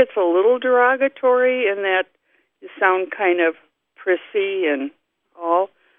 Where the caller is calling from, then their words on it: Greenfield, Wisconsin, United States; Greenfield. It's a suburb of Milwaukee, Wisconsin.